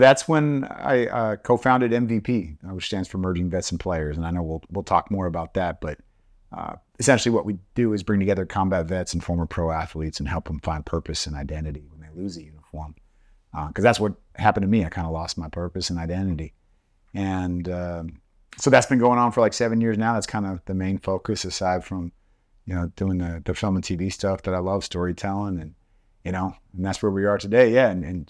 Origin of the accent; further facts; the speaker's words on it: San Francisco Bay Area, California, United States; also born or lived in Tennessee; I was born in Tennessee, raised in the San Francisco Bay Area, though, for most of my life.